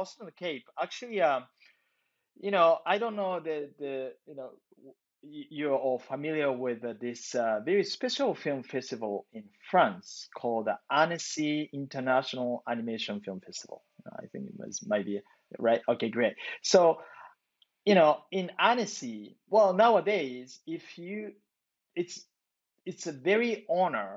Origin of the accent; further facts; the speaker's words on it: Japan; moved away as an adult; now in Los Angeles, United States; I grew up in Japan, you know, I came from Japan, right?